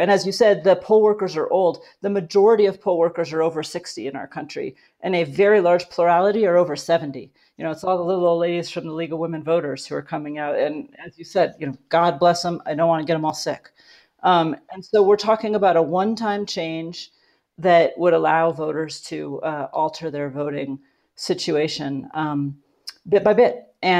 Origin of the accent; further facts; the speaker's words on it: Alaska, United States; also born or lived in Colorado; What it means is that I am from Alaska, but I lived recently in Colorado.